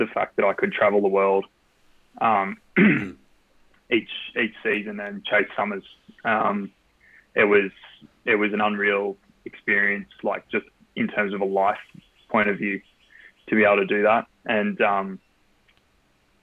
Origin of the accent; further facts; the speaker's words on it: Australia; moved away as an adult; also born or lived in Sydney / Belfast, Northern Ireland; I grew up in Australia